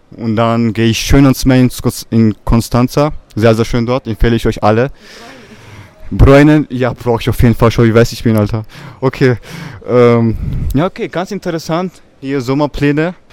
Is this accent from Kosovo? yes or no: yes; Capre, Kosovo; Ja, in mein Heimatdorf.